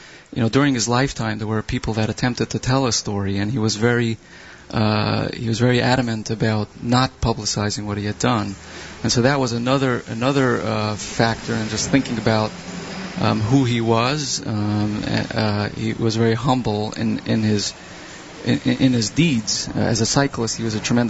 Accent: Brooklyn, New York, United States; I'm from Brooklyn.

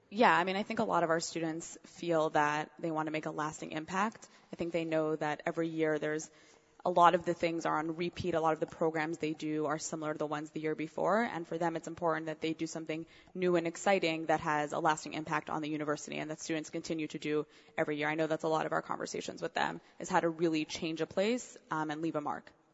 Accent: Montreal, Quebec, Canada; also born or lived in Cincinnati; now in New York, United States; originally, actually, I'm from Montreal. My father lives in Montreal. My mom lives in Cincinnati.

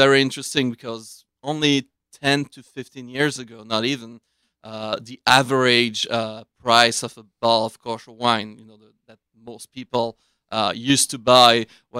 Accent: Switzerland; now in United States; I was born in Switzerland.

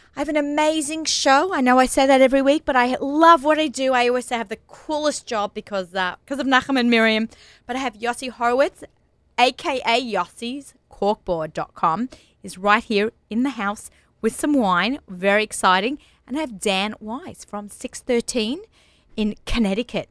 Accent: Australia; moved away; I'm Australian

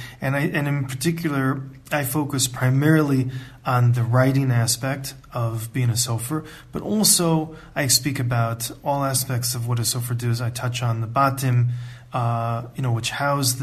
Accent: United States; moved away as an adult; also born or lived in Ann Arbor, Michigan; now in Israel; I'm from the United States and I grew up in a conservative, traditional home

